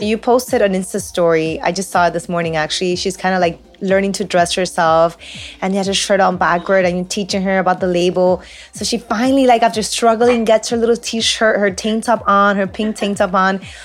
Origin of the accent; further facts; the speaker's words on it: Peru; first language Spanish; English is a second language; We're Peruvian. Spanish is my first language, English is my second language.